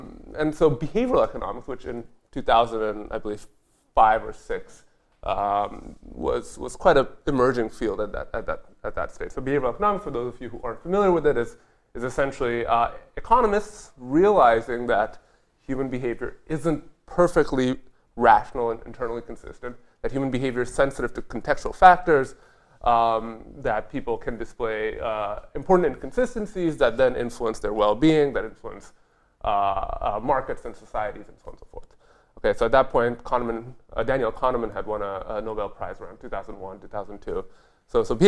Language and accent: English; India; English is a second language; I'm from India originally. My father was a mid-level diplomat for the Indian Embassy Corps. So we moved around the world